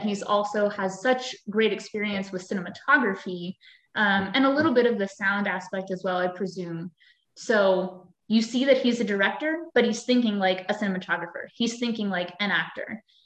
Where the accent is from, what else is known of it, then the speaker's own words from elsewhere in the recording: Fairfield, Pennsylvania, United States; I grew up in Fairfield, Pennsylvania